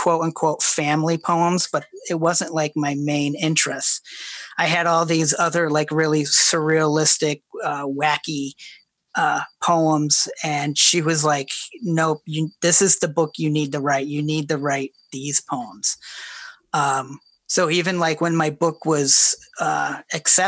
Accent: Ohio, United States; when I grew up in Ohio in 1980s

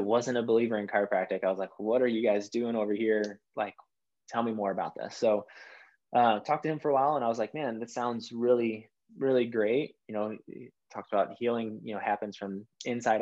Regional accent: Chicago, Illinois, United States; moved away as an adult; now in Dallas, United States; I'm originally from Chicago. I now live in Dallas, Texas area

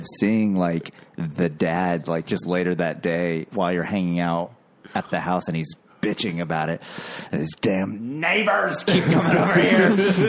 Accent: the South, United States; I'm from the South.

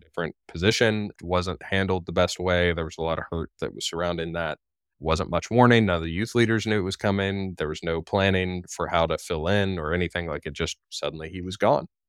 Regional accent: Florida, United States; moved away as an adult; also born or lived in Dayton, Tennessee; my home state of Florida

